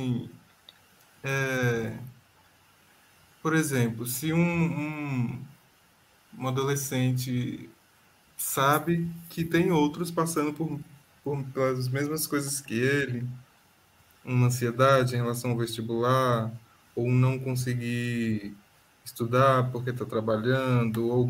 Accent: Federal District, Brazil; É, não, só eu que sou do DF.

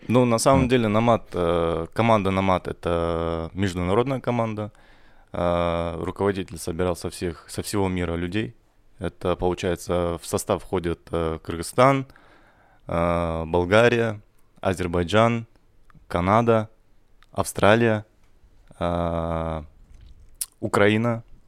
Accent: Kazakhstan; мы же все казахи

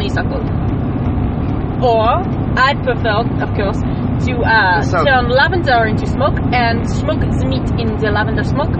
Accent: New Jersey, United States; No, I'm from New Jersey.

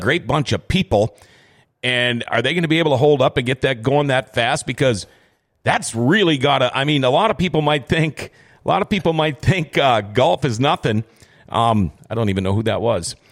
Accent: Thief River Falls, Minnesota, United States; I grew up in Thief River Falls.

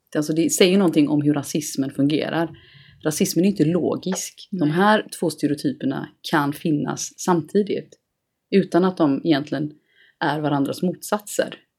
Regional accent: Gothenburg, Västra Götaland, Sweden; jag är från Göteborg.

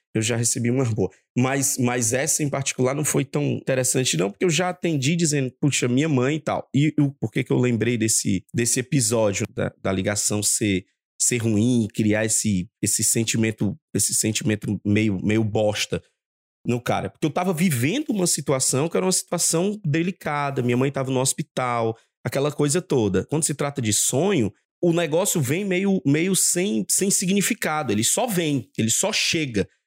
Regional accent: Maranhão, Brazil; now in Rio de Janeiro, Brazil; nascido e criado no Maranhão Nordeste

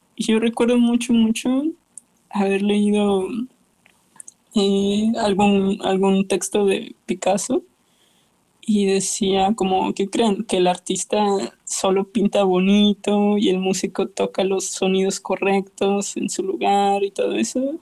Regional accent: Mexicali, Baja California, Mexico; moved away; also born or lived in Vienna; mi ciudad de origen mexicali

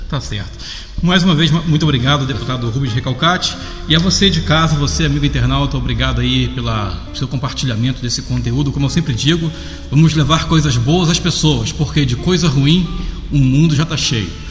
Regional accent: Nova Iguaçu, Rio de Janeiro, Brazil; No meu estado, eu sou do Rio de Janeiro. Uhum. Na minha cidade vizinha, eu sou de Nova Iguaçu, Baixada Fluminense.

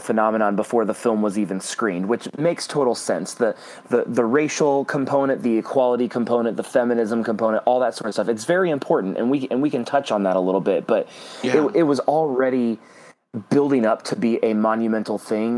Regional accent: Nebraska, United States; we are two people from Nebraska

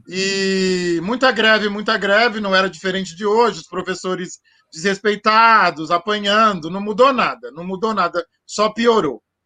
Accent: Santo André, São Paulo, Brazil; Eu nasci em Santo André, eu sou nascido em Santo André aqui, é, sou andreense de nascimento

